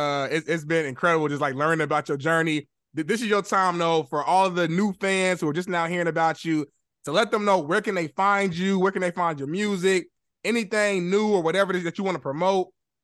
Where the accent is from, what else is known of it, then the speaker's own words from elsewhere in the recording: Indianapolis, Indiana, United States; now in Los Angeles, United States; I'm in LA. You in LA. You from Nap. I'm from Nap. Used to be tight back in the day.